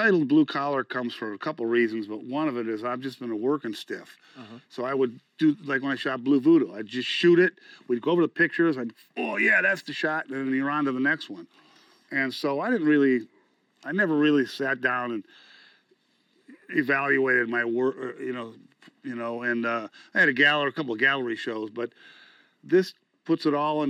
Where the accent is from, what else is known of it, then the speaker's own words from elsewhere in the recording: Cleveland, Ohio, United States; moved away; it's my hometown